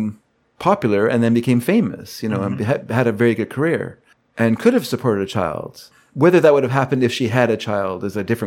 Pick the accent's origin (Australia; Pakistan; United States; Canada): Canada; as a Canadian